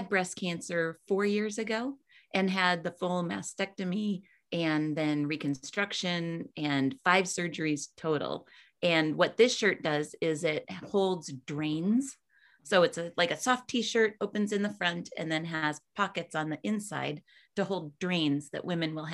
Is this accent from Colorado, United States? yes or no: yes; Colorado, United States; I'm from Colorado